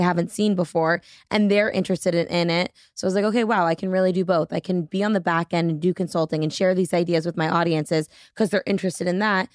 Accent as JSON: {"language": "English", "region": "New Hampshire", "country": "United States", "tie": "born or raised there", "moved": "yes", "lives_now": "Boston, United States", "said": "I grew up in New Hampshire, currently live in Boston"}